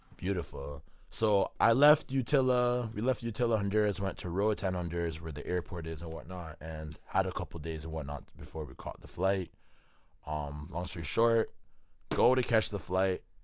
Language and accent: English; Canada; I'm from Canada